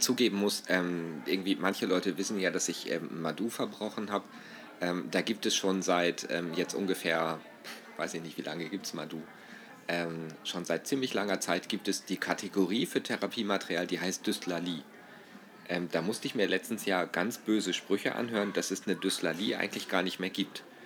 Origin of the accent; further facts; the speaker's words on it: Northern Germany, Germany; now in Austria; als typisch Norddeutschen und jetzt als Ausländer in Österreich